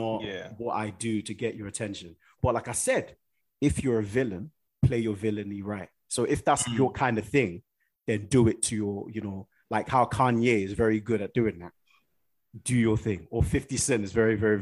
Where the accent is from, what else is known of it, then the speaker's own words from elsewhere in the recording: Nigeria; I'm a Nigerian guy.